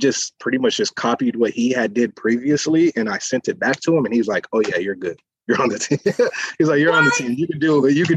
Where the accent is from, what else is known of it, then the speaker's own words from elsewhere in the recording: San Diego, California, United States; I'm from San Diego, born and raised